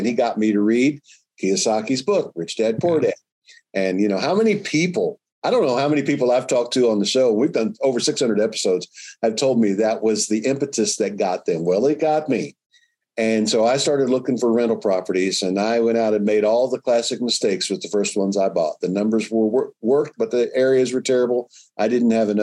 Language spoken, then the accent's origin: English; Louisville, Kentucky, United States; moved away; I grew up in Louisville, Kentucky